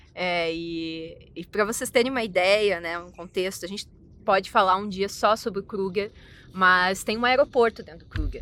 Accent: Porto Alegre, Rio Grande do Sul, Brazil; now in Pretoria, South Africa; Eu sou de Porto Alegre

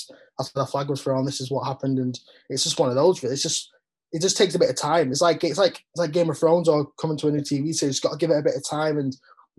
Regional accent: United Kingdom; obviously we are British and rugby is the main sport.

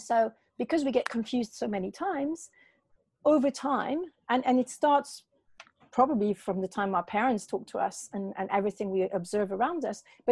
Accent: Paris, Île-de-France, France; also born or lived in north of Bristol, England; now in Bristol area, United Kingdom; I was raised a Catholic in Paris

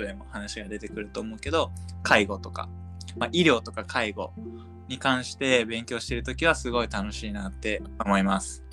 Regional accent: Gifu, Japan; 僕は岐阜県出身の、

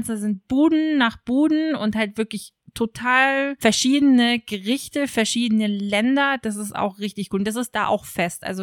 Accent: Germany

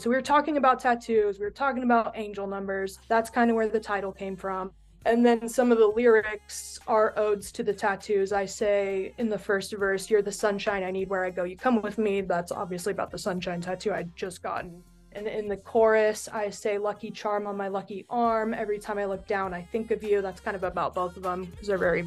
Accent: Reno, Nevada, United States; I'm from Reno

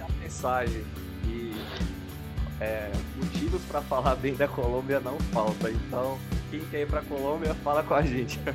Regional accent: Brazil; a gente como brasileiro

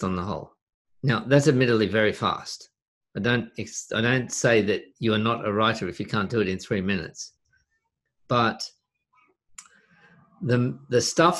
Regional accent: Australia; in Australia, we don't pronounce the T often.

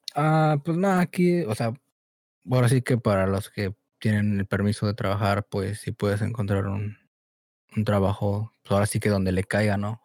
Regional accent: Mexico; now in Chicago, United States; nací aquí, en Estados Unidos, Chicago pero pues me crié en México

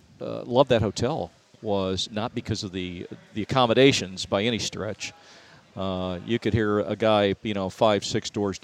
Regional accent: Indiana, United States; moved away; I grew up in Indiana before we moved here 25 years ago

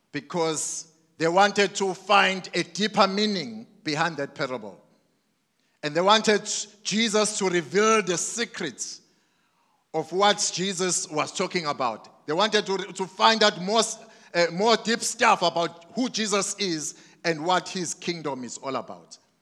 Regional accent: Mandini, KwaZulu-Natal, South Africa; I grew up in Mandini

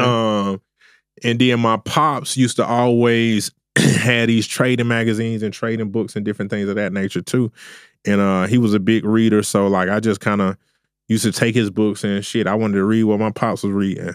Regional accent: Augusta, Georgia, United States; I'm originally from Augusta, Georgia.

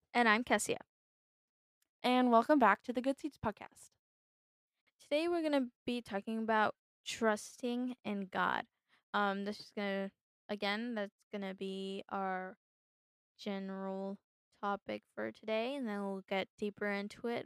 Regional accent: United States; I was born in the United States

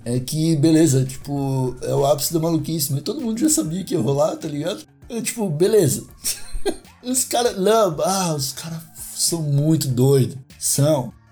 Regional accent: Brazil; eu sou brasileiro

